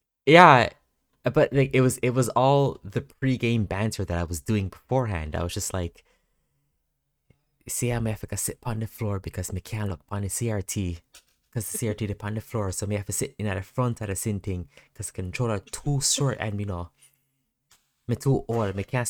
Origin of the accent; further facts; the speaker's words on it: Canada; Yeah, I'm born here.